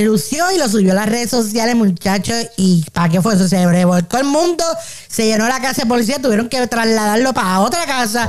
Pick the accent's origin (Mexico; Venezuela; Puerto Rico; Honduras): Puerto Rico; Ponce; yo soy de Ponce también